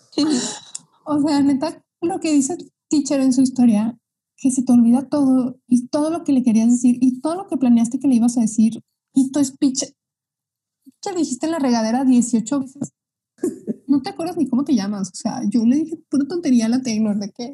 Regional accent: Mexico; yo soy mexicana

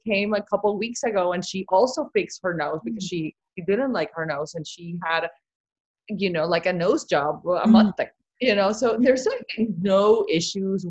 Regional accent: Barranquilla, Atlántico, Colombia; moved away; she grew up in my same town in Colombia. We're from Barranquilla

